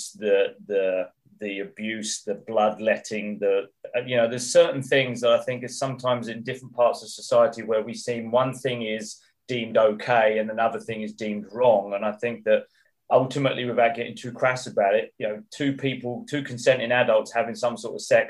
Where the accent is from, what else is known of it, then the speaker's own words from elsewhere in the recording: England, United Kingdom; moved away as an adult; now in Middle East; I'm English, I've lived there for many years